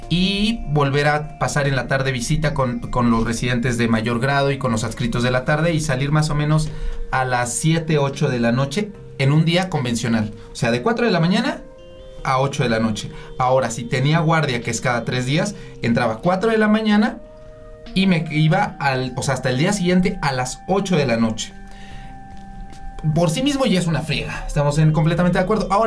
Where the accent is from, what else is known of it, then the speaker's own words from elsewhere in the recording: Puebla, Mexico; now in Mexico City, Mexico; en mi caso, de Puebla vine para la Ciudad de México.